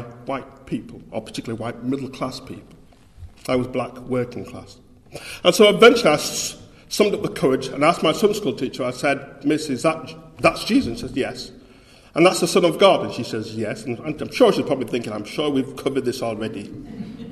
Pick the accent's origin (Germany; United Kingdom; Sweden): United Kingdom; Bradford, Yorkshire and the Humber; accent: Yorkshire; moved away as an adult; now in Birmingham, United Kingdom; I was born in Bradford, West Yorkshire, and I grew up in a large city centre mission, Eastbrook Hall Methodist Mission.